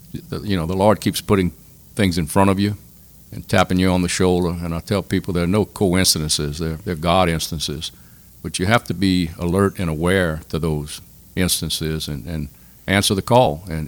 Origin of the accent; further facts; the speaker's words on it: Crowley, Louisiana, United States; also born or lived in Abbeville, Louisiana; I was born and raised in Crowley. I went to St. Michael's, which is now Notre Dame, graduated in 1963.